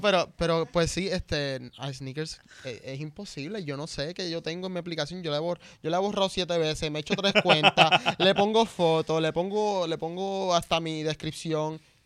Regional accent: Gurabo, Puerto Rico; Yo soy de Gurabo, también el, el cerro

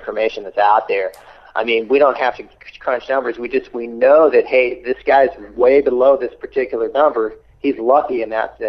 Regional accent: Slovenia; I'm from Slovenia.

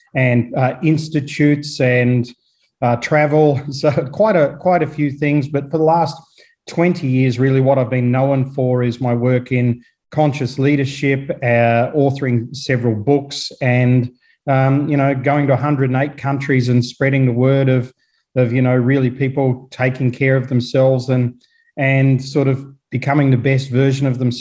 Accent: Australia; moved away as an adult; also born or lived in South Africa; now in New Zealand; I was born in Australia, but I didn't really resonate with the Australian way of life. So I sort of left early on in my career

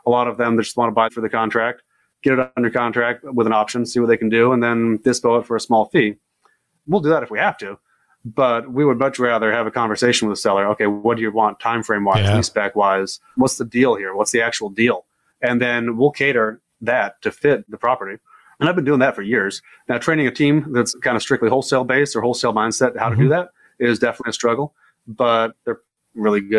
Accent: San Diego, California, United States; I was growing up in San Diego

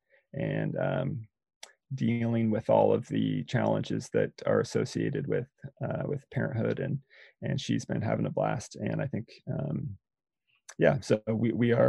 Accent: Eugene, Oregon, United States; also born or lived in Bend, Oregon; I grew up in Eugene, Oregon

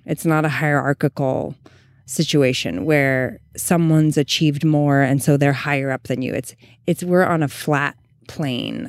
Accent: Eureka, California, United States; moved away; we're in my hometown

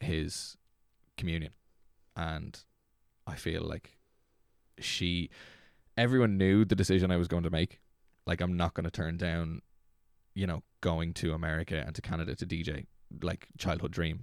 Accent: Dublin, Leinster, Ireland; moved away; also born or lived in Navan / Slane; I was born in Dublin and grew up in Dublin and then moved out of Dublin to Navan and then moved from Navan to outside Slane

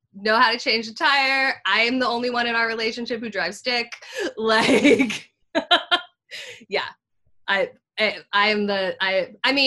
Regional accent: Montana, United States; now in New York, United States; I grew up in Montana

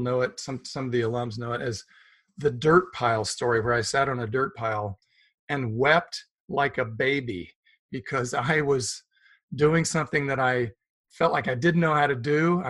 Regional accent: Wichita, Kansas, United States; also born or lived in Hattiesburg, Mississippi; I was born in Hattiesburg, Mississippi. And now let's not go that far back. I grew up in Wichita.

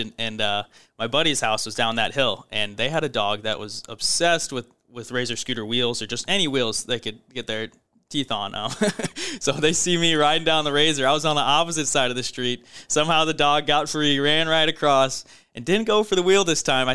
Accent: St. Louis, Missouri, United States; also born or lived in California / Indiana; moved to St. Louis in kindergarten and grew up there

